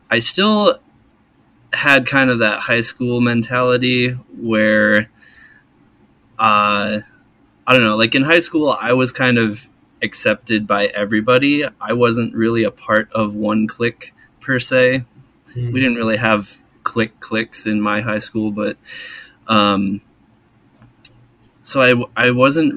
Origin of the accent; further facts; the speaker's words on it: Midwest, United States; moved away; I'm originally from the Midwest